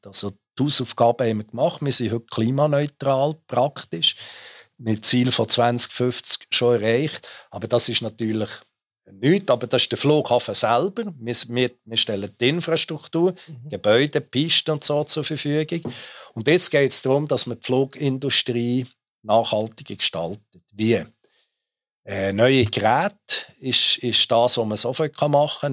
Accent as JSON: {"language": "German", "country": "Switzerland", "said": "ich natürlich als, als äh, Schweizer"}